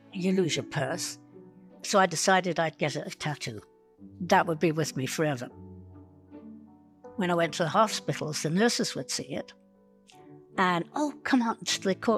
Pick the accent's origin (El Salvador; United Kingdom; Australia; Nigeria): United Kingdom; England; moved away as an adult; also born or lived in London / Saskatchewan; now in Canada; When the war broke out, we were in London. I would have been 5 years old at the time. I came to Canada from England in 1957